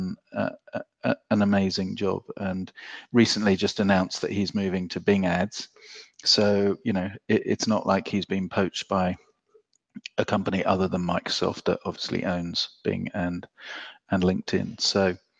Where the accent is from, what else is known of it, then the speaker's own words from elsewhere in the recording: England, United Kingdom; I'm from England where benefits is anathema